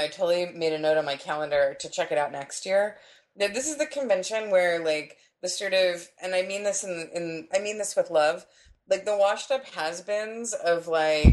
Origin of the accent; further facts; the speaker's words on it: San Diego, California, United States; when I was growing up in San Diego